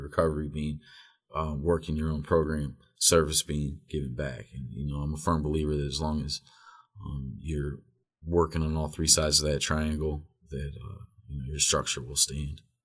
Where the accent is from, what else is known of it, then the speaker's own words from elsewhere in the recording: Wadsworth, Ohio, United States; also born or lived in Akron; I was born in Akron, raised in Wadsworth.